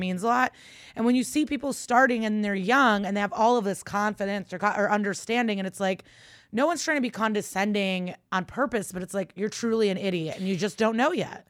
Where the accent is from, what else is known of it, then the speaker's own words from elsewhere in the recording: Chicago, Illinois, United States; moved away; I'll be back home in Chicago in January